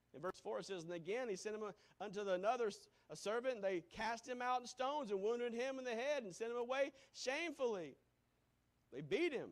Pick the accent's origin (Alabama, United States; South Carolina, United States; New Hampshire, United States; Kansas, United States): South Carolina, United States; Greenville; moved away; Growing up in Greenville, South Carolina, where there was Baptist churches or Methodist church on just about every corner